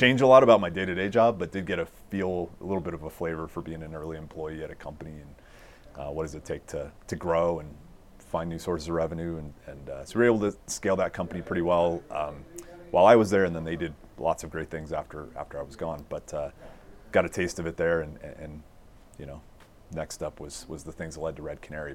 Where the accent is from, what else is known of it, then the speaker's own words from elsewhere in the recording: Littleton, Colorado, United States; I grew up in Littleton.